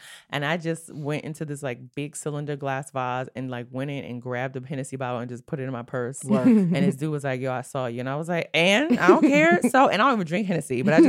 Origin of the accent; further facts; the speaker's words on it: New York City, New York, United States; Brooklyn, New York. Born and raised.